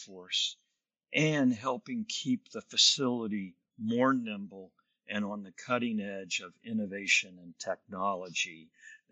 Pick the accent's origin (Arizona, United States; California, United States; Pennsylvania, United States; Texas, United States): Texas, United States; Lubbock; where I grew up in Lubbock